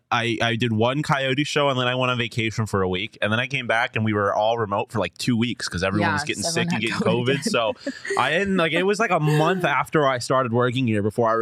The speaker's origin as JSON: {"language": "English", "region": "East Coast", "country": "United States", "moved": "yes", "said": "I'm obviously from the East Coast"}